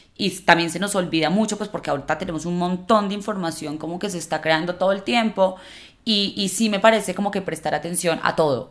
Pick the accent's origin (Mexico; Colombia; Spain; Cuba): Colombia; como una sociedad como la colombiana